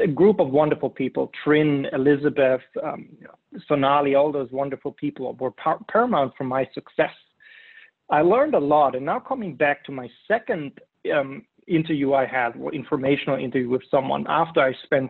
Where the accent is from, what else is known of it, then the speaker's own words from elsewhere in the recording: Germany; moved away; I'm from Germany.